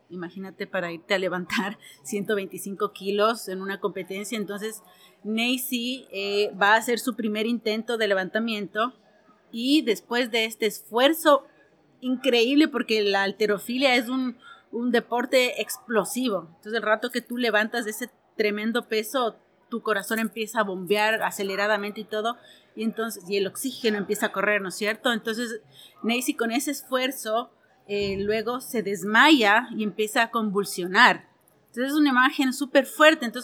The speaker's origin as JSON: {"language": "Spanish", "country": "Ecuador", "said": "soy ecuatoriana y soy productora audiovisual."}